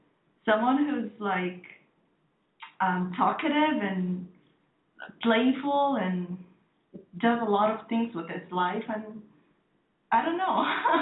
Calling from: Bahrain

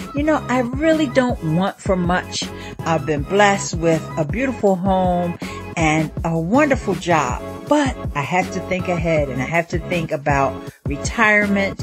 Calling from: New York City, New York, United States; I'm calling in from Brooklyn, New York

